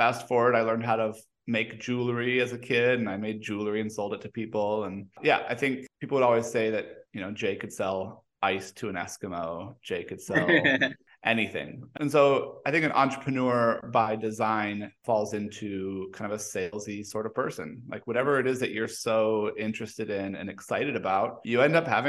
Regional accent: Mexico; now in United States; I was born and raised in Mexico

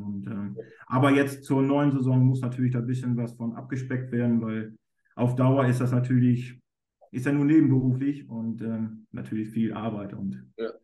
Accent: Germany; ich bin ja aus Friese

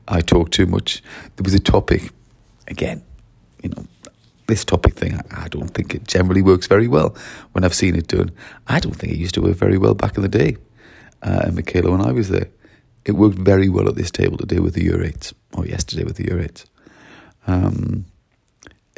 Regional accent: Wales, United Kingdom; I'm really from Wales, but I've been working in Surrey this week

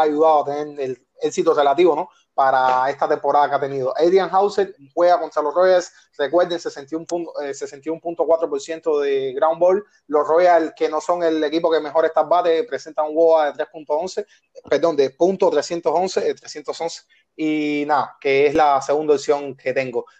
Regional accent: Havana, Cuba; los tres somos habaneros

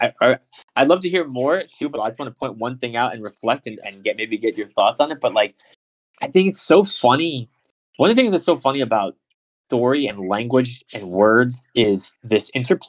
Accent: United States; I'm American

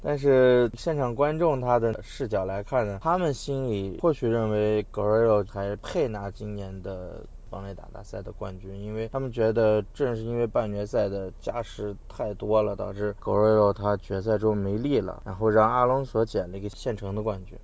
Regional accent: China; 我们中国人

